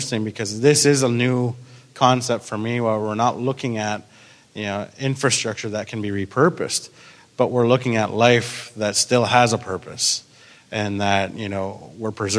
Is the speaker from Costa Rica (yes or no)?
no; Grey Bruce County, Ontario, Canada; growing up in Graham Bruce County, the history that I was taught